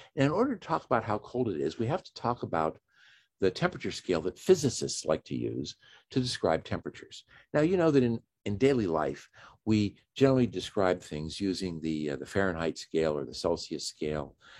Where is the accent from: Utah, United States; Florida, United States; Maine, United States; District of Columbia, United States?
District of Columbia, United States; Washington; I'm from Washington D.C. or just outside of Washington D.C.